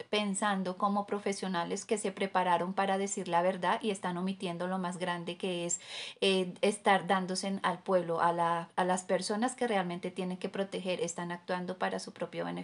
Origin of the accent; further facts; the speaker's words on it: Colombia; a nosotros como colombianos nos duele ver el país